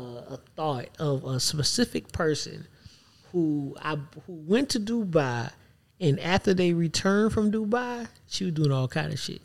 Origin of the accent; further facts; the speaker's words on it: Savannah, Georgia, United States; moved away; also born or lived in Atlanta; I'm from Savannah. I'm also Geechee